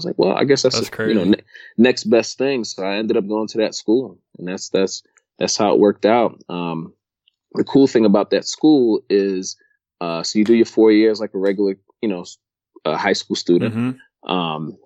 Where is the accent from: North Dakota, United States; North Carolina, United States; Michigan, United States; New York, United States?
New York, United States; New York City; moved away; I grew up in New York, grew up in Brooklyn